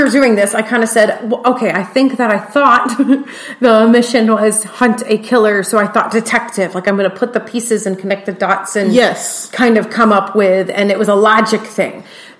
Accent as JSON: {"language": "English", "region": "Texas", "country": "United States", "said": "Except that we're from Texas, and we're Southern, and so we both read, I got him."}